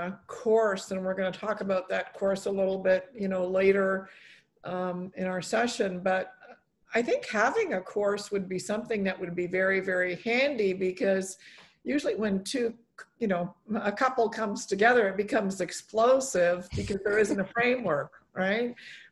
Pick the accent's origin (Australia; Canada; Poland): Poland; born there; I was born in Poland, and my dad's buried there, and I wanted them to, get to know their Polish culture.